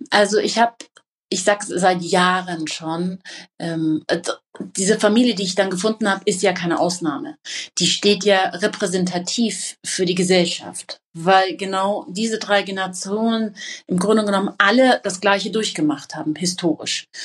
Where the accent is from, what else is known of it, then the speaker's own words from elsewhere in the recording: Iran; also in ihren Augen bin ich Iranerin und habe quasi als Deutsche kein Recht und auch keine konsularische Betreuungsmöglichkeit dann durch die deutsche Botschaft